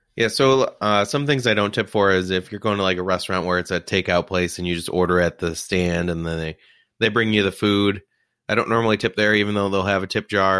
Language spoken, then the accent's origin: English; New Jersey, United States; moved away; I grew up in Jersey